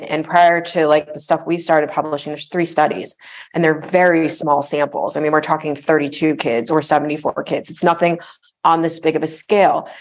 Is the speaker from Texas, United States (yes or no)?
no; South Florida, United States; I grew up in South Florida